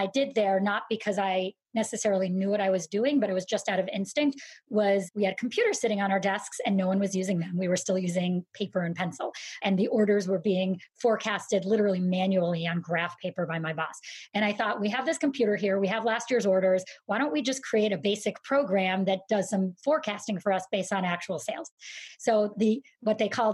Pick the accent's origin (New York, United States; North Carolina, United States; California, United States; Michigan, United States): New York, United States; Syracuse; I grew up in Syracuse, New York, a very snowy and boring place